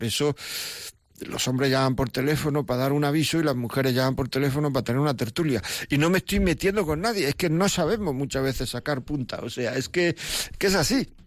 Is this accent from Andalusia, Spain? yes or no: yes; Granada, Andalusia, Spain; yo es que soy andaluz, yo soy de Granada.